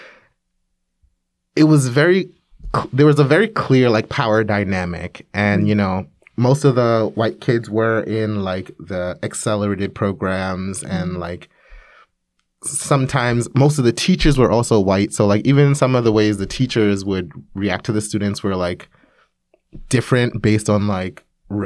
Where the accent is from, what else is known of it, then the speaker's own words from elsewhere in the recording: New York, United States; moved away as an adult; now in Korea; I grew up in New York, in Brooklyn, New York